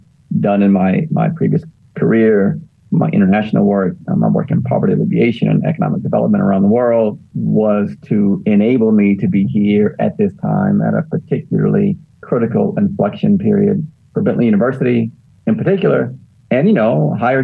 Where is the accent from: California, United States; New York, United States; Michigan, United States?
Michigan, United States; Detroit; moved away; also born or lived in Daytona Beach; I am from Detroit